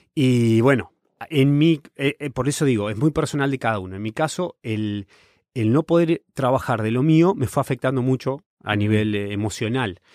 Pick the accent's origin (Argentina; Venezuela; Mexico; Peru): Argentina; Patagonia; moved away as an adult; also born or lived in Buenos Aires, Argentina / Italy; now in Berlin, Germany; yo soy de la Patagonia, soy del sur. Eh, cuando me fui a estudiar a Buenos Aires, la disfruté como la gran ciudad y, ahí viví 10 años